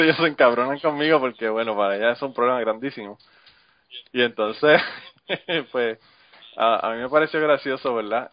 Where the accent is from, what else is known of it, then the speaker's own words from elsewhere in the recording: Utuado, Puerto Rico; moved away as an adult; now in United States; Yo soy Utuado.